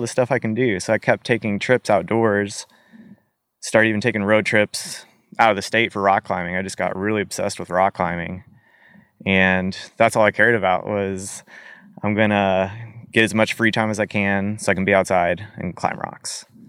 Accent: Arkansas, United States; born or raised there; also born or lived in St. Peters, Missouri / Utah / Alaska

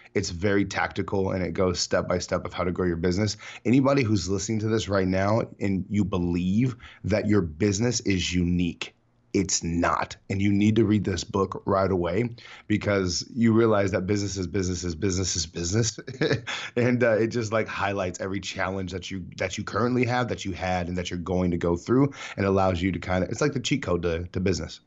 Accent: San Diego, California, United States; San Diego, born and raised, best city in the world

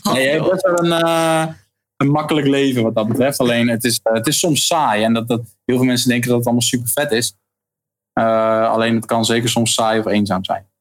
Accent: Leiden, South Holland, Netherlands; moved away as an adult; now in Heerenveen, Netherlands; ik kom uit Leiden inderdaad, geboren in Leiden. Daar heb ik ook eh, leren schaatsen toen ik een jaartje of drie was

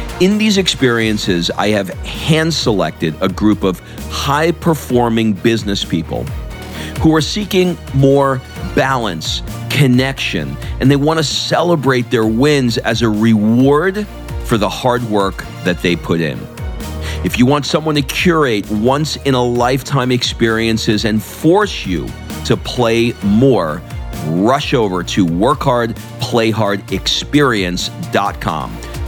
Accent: New York, United States; even growing up in New York around a lot of Hasidic Jews.

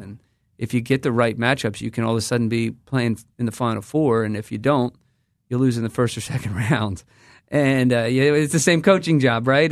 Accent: United States; I come from the United States of America.

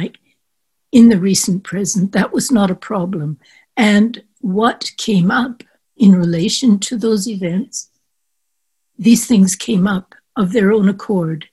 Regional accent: Canada; moved away as an adult; also born or lived in France; growing up in Canada

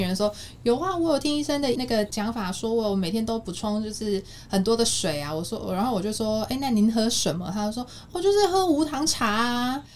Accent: South Korea; moved away as an adult; now in Taiwan; 我妈妈是韩国人，然后小时候在韩国长大

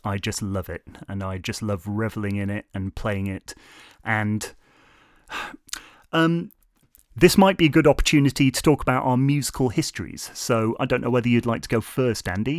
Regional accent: Lancaster, North West England, United Kingdom; moved away as an adult; also born or lived in South Korea; now in Shrewsbury, United Kingdom; I, of course, come from Lancaster, up north, where I stayed until university age

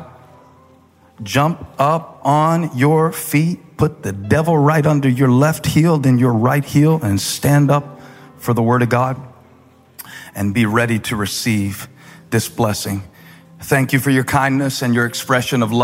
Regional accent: Moncks Corner, South Carolina, United States; I'm from Monk's Corner

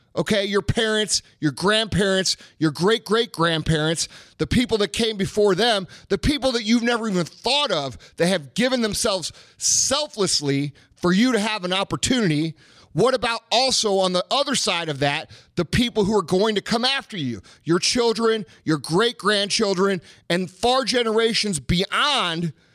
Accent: United States; we as Americans

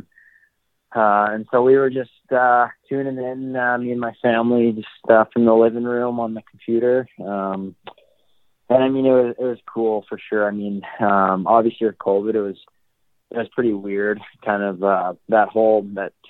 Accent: Calgary, Alberta, Canada; Born and raised in Calgary, Alberta

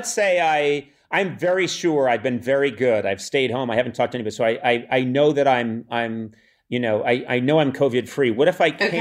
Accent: Boston, Massachusetts, United States; I'm from Boston

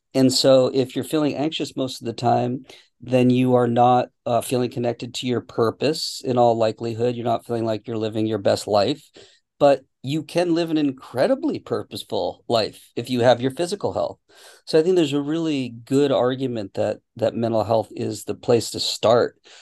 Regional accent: Boston, Massachusetts, United States; moved away as an adult; now in California, United States; I grew up in Boston, so I I know the uh, the cold winters.

